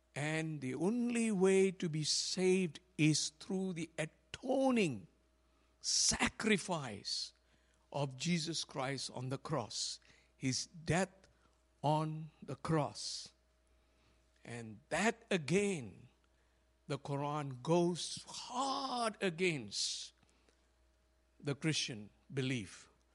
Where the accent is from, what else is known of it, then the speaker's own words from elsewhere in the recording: Malaysia; when I was growing up in Malaysia